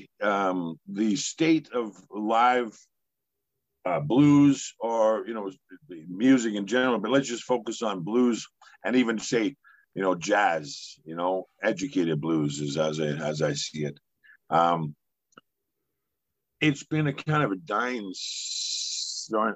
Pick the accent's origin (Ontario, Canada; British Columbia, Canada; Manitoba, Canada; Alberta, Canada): Alberta, Canada; Edmonton; now in Vancouver, Canada; my hometown of Edmonton, Alberta